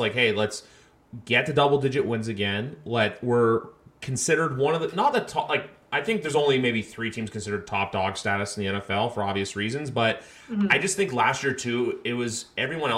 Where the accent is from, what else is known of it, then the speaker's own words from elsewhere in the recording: Canada; we're both Canadian